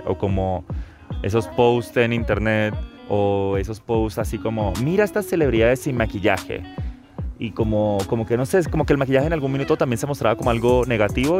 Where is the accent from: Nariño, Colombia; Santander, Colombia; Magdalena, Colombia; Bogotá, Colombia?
Santander, Colombia; Bucaramanga; now in Santiago, Chile; vivo en Santiago de Chile, pero nací acá en Bucaramanga el año 95